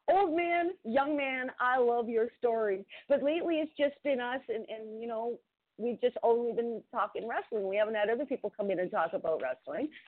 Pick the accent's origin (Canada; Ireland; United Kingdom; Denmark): Canada; I'm Canadian. I'm Canadian.